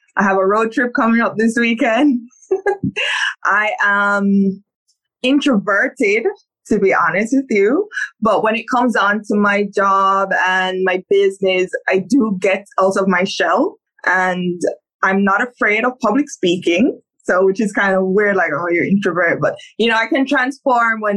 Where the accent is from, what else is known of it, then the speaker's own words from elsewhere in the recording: Saint Catherine, Jamaica; I am Jamaican. I was born in St. Catherine in Jamaica. Very humble beginnings